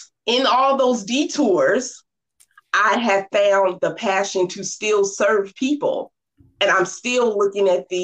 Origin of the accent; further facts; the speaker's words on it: Norfolk, Virginia, United States; I grew up in Norfolk, Virginia, 757